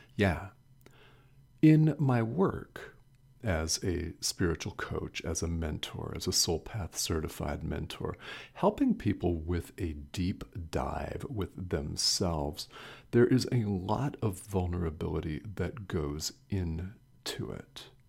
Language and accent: English; United States; I'm a man that was born and raised in the United States.